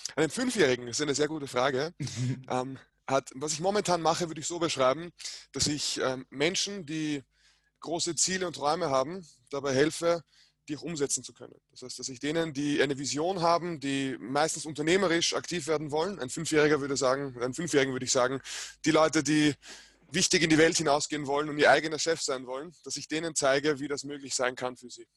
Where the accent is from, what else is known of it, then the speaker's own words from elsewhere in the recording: Vienna, Austria; ich bin in Wien geboren